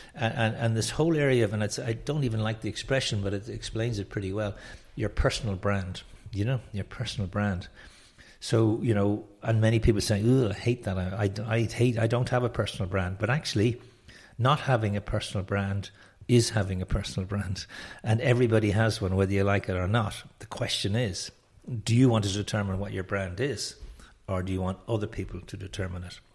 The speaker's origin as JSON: {"language": "English", "town": "Dublin", "region": "Leinster", "country": "Ireland", "tie": "born or raised there", "also_born_or_lived": "France / London", "said": "I'm from Dublin, Ireland. Um, and, uh, born educated here, school, college here"}